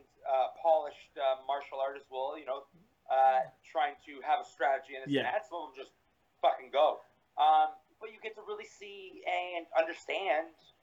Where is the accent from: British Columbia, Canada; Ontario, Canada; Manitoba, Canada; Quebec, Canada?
Ontario, Canada; Toronto; moved away as an adult; now in Montreal, Canada; I live quasi in Montreal, but I'm originally from Toronto.